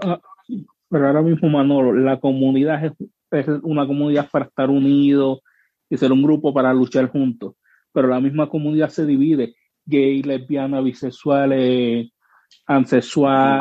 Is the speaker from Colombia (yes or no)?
no; Puerto Rico; moved away as an adult; now in United States; yo soy boricua, yo amo mi, mi patria, mi tierra